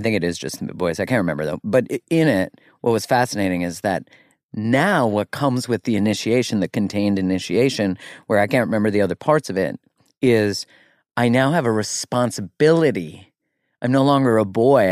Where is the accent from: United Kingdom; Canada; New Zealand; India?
Canada; I'm Canadian